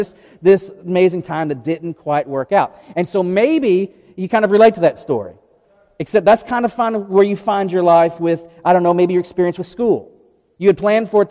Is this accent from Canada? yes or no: no; outside of Memphis, Tennessee, United States; now in East Tennessee, United States; I grew up outside of Memphis, and so I like real barbecue, not vinegar soup